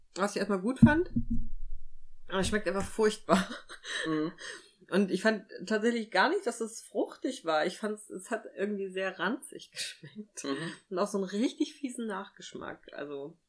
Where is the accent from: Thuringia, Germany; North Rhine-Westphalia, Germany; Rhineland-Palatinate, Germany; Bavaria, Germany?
Thuringia, Germany; ich bin ja in Thüringen groß geworden